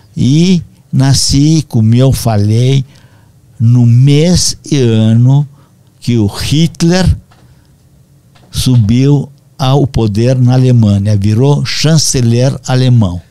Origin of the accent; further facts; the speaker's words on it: Moinești, Romania; Portuguese is a second language; now in Brazil; Quando invadiram meu país natal